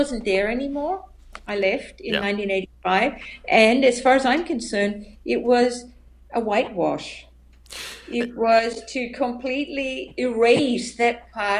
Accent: Western Australia, Australia; moved away as an adult; also born or lived in India / United States; now in Germany; I was born and raised Catholic in Australia, in Western Australia.

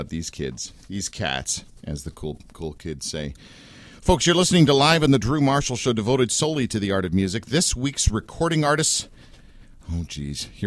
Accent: Canada; I did because I'm Canadian

